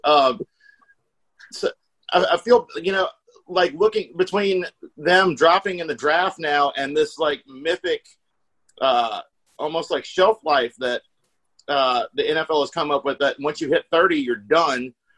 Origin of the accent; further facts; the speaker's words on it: Wise, Virginia, United States; I grew up in Wise